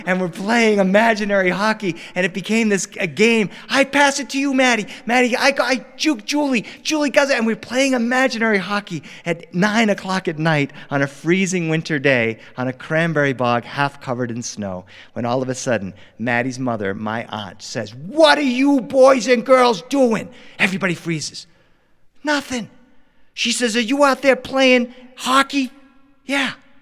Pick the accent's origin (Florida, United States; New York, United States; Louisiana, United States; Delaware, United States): Delaware, United States; now in Los Angeles, United States; growing up in Delaware